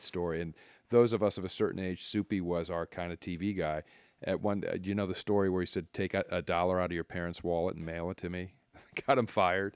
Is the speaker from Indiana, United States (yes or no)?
no; Akron, Ohio, United States; I was growing up in Akron